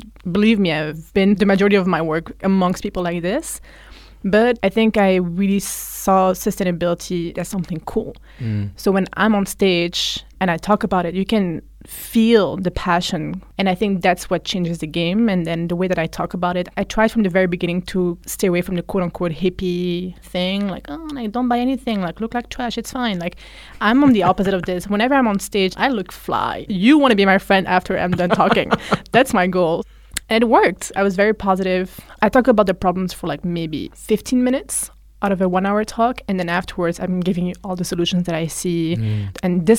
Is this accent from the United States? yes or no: no; Flanders, Belgium; English is a second language; But because, you know, like I grew up in Belgium where we speak Dutch